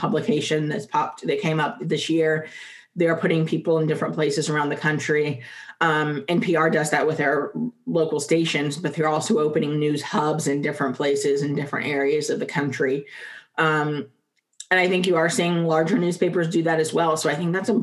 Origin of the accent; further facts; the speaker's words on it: the South, United States; I am a Southerner at heart